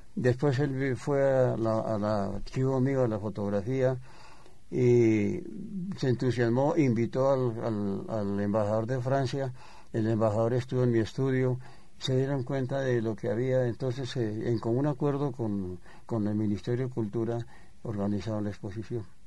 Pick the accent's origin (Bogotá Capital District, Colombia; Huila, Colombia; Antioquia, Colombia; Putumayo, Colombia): Bogotá Capital District, Colombia; Bogotá; yo soy bogotano